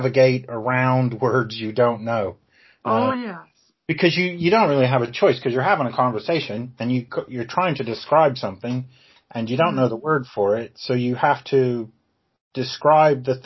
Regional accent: Ohio, United States; moved away as an adult; also born or lived in Georgia / Okinawa; now in England; I grew up in Ohio, actually, because I'm American, but I live in England.

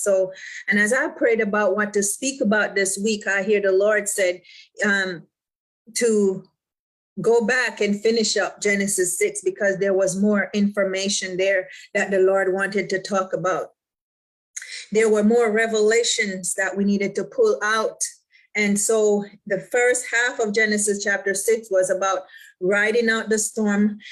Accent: Jamaica; I'm from the islands, I'm Jamaican, right?

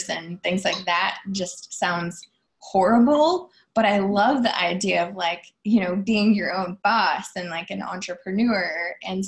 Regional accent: Iowa, United States; moved away as an adult; also born or lived in New York City; I was originally from Iowa. So I moved from tiny town Iowa to Times Square, New York City.

